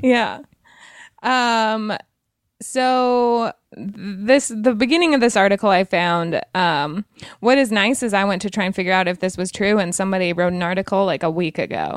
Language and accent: English; Wyoming, United States; moved away; also born or lived in Montana; I'm from Wyoming originally